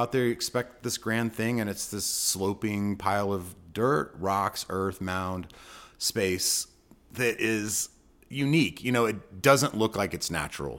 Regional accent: Austin, Texas, United States; now in Amarillo, United States; I grew up in Austin

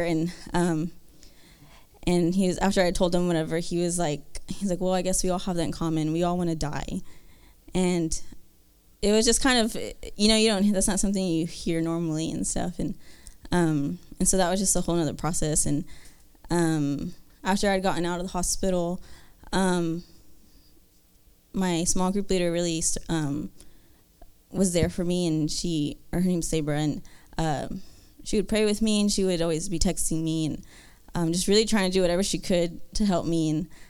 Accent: Kyle, Texas, United States; I'm from Texas um, in, in Kyle

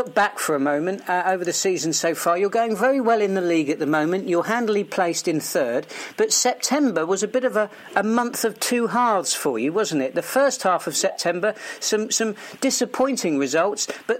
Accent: Portsmouth, South East England, United Kingdom; also born or lived in Melksham; my hometown of Portsmouth.

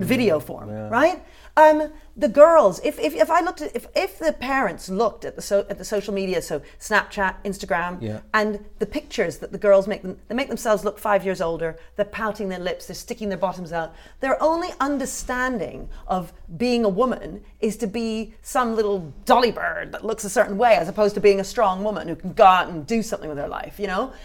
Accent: United Kingdom; that doesn't mean I don't love it as my country

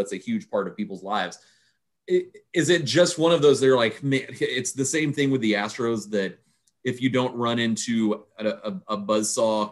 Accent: Pasadena, Texas, United States; I grew up in Pasadena

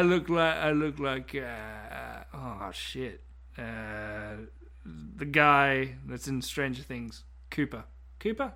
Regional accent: Australia; as being Australian

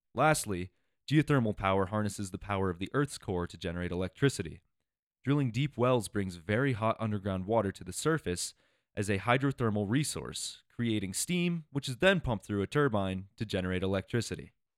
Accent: Iowa, United States; moved away as an adult; also born or lived in Colorado; I grew up in Iowa, and every time I would come out to Colorado for school

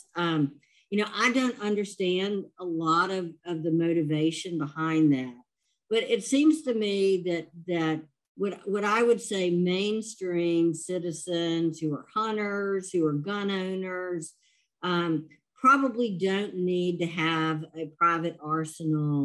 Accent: Louisiana, United States; I'm from Louisiana

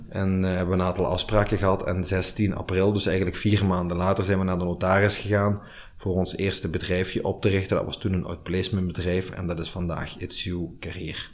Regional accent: Limburg, Flanders, Belgium; wij als Limburgers onze roots niet moeten verloochenen

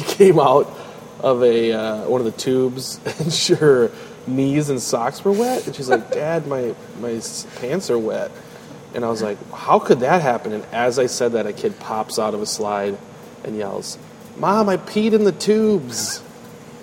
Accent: Tennessee, United States; growing up in Tennessee

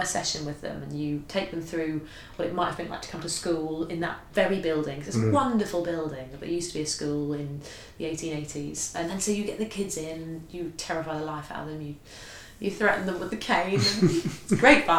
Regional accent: Bishop's Stortford, East of England, United Kingdom; I come from a very sort of typical town, Bishop Stortford, lovely town

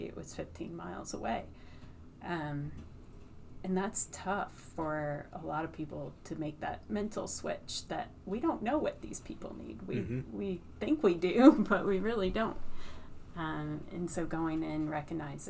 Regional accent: Connecticut, United States; now in North Carolina, United States; I am from Connecticut

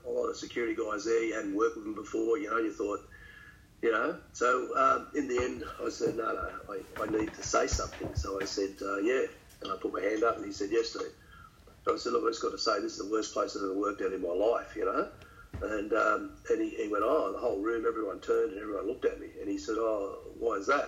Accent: St Marys, New South Wales, Australia; I grew up in St Mary's

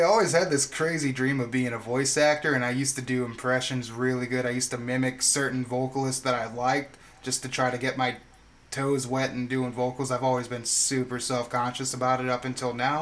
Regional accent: Clinton, Iowa, United States; now in Quad Cities, United States; I'm actually from Clinton, but uh, I'm I reside in the Quad Cities right now

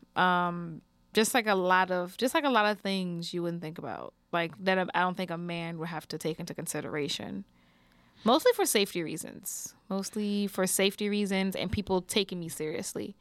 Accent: New Orleans, Louisiana, United States; also born or lived in Houston, Texas; I always feel like I'm from New Orleans, from New Orleans.

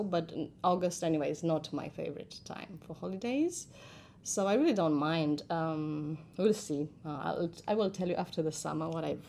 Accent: Moldavia, Romania; I'm not from Transylvania. I'm from Moldavia, but it's one of my favorite spots in Romania.

